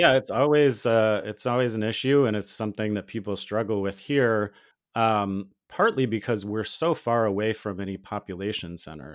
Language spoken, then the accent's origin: English; Ohio, United States; now in Missouri, United States; where I grew up in Ohio